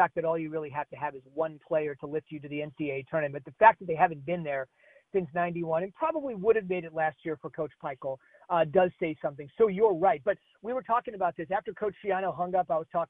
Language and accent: English; New Jersey, United States; moved away; I grew up in New Jersey. And my entire life, I spent the first year of my professional working career in New Jersey, 23 years of my life in New Jersey.